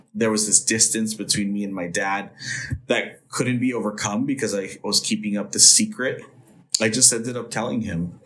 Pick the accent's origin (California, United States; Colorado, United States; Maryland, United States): California, United States; Los Angeles; I grew up in Northeast Los Angeles um, in a little neighborhood called Eagle Rock